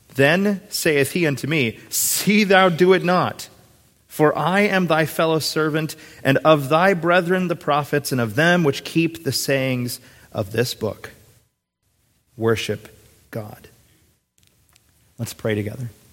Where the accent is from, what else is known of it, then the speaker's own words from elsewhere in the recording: Minnesota, United States; moved away; going back to my home state. I kind of turned into a little giddy seven or eight year old when I see the Minnesota state sign